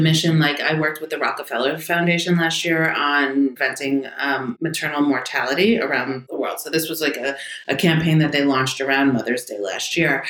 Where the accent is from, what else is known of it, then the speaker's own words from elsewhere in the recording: New York City, New York, United States; I'm from the Bronx. Actually, Riverdale was where I first grew up